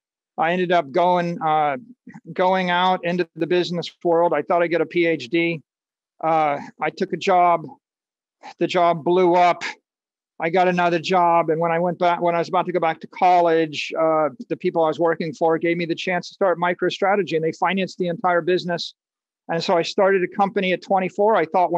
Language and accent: English; Dayton, Ohio, United States; I grew up in Dayton, Ohio in high school, where they invented the airplane.